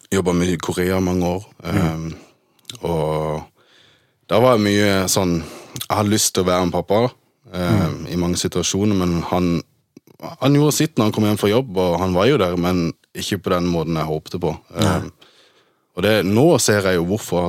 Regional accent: Norway; also born or lived in Germany; vi flytta til Norge i 1998. Da var jeg tre år gammel

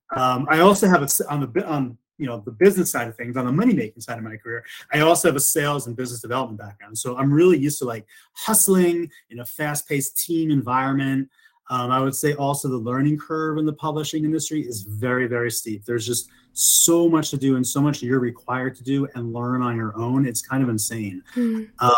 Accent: New York, United States; moved away as an adult; also born or lived in Los Angeles, United States; now in Denver, United States; I'm originally from New York but I moved to Denver about three years ago by way of LA, where I lived for about 20 years.

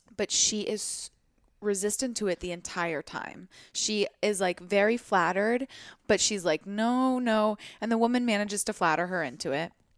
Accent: Portland, United States; moved away; my hometown.

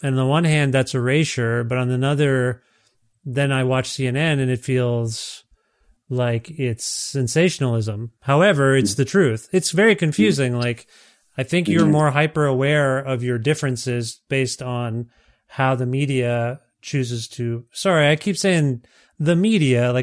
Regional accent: Canada; as a Canadian

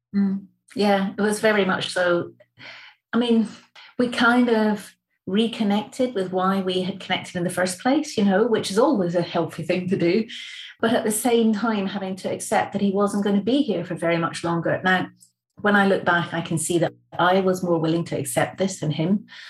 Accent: the Highlands of Scotland, United Kingdom; I'm from the Highlands of Scotland.

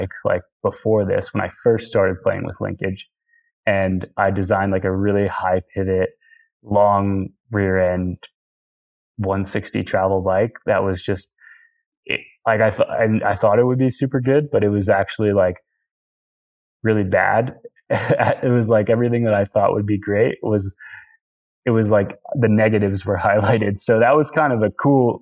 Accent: Northeast, United States; growing up in the Northeast

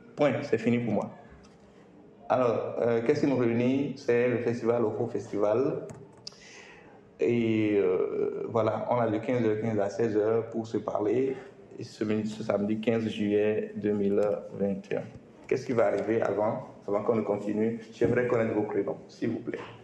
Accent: Benin; je suis béninois

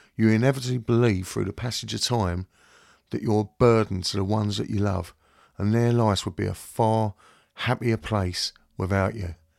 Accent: London, United Kingdom; now in Kent, United Kingdom; I'm originally from West London, and I'm now living in Kent with my wife and boys.

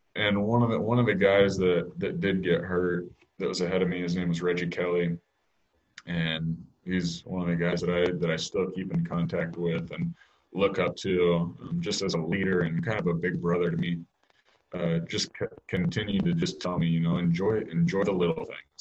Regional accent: Kansas City, United States; growing up in Kansas City

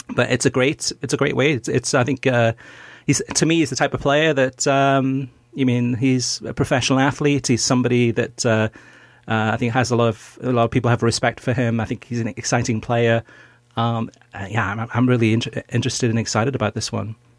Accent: Wales, United Kingdom; I'm also Welsh, born in Wales

